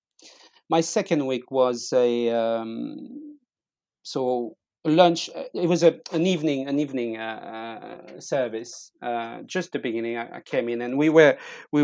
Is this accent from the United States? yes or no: no; France; moved away as an adult; I'm from France.